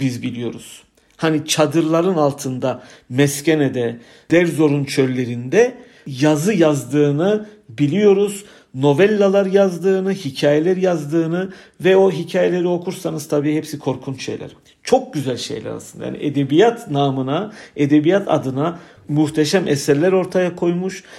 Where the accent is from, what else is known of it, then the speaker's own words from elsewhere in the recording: Istanbul, Turkey; also born or lived in Yerevan, Armenia; 1976 İstanbul doğumluyum. İlk orta eğitimimi İstanbul'da aldıktan sonra